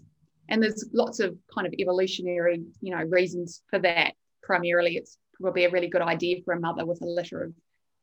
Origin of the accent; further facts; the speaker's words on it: New Zealand; also born or lived in United Kingdom; now in Australia; I'm a Kiwi. I grew up in New Zealand.